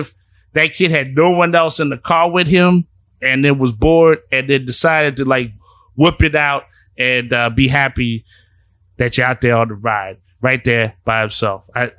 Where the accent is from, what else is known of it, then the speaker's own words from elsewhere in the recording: New Orleans, Louisiana, United States; I'm from New Orleans. Like, I am too.